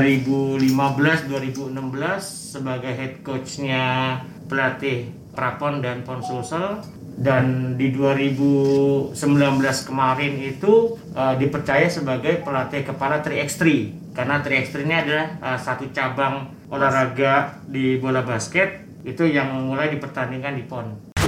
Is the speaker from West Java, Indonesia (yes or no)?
no; Jakarta, Indonesia; moved away as an adult; now in Makassar, Indonesia; Saya lahir di Jakarta dua- empat puluh satu tahun yang lalu